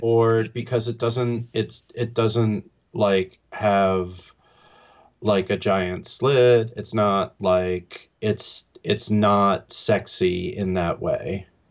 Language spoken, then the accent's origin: English; New York, United States; growing up in New York